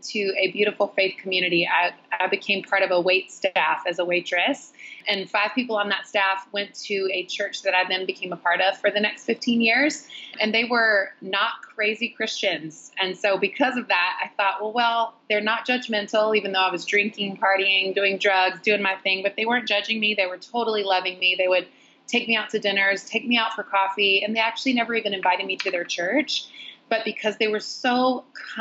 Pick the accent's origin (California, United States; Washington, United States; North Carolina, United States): North Carolina, United States; moved away as an adult; also born or lived in Los Angeles; now in New York City, United States; I grew up in the South in a really tiny little small town